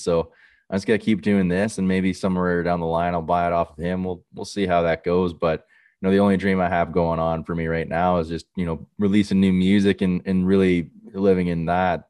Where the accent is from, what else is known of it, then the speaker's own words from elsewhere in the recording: Millbrook, Ontario, Canada; my hometown is in Millbrook